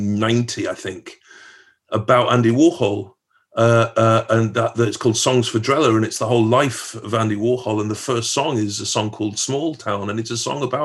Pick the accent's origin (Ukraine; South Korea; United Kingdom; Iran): United Kingdom; Stockport, North West England; also born or lived in Edinburgh; now in London, United Kingdom; growing up in Stockport.